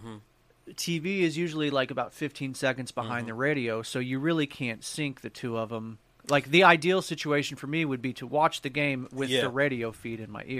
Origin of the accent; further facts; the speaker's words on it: Missouri, United States; moved away; I'm from Missouri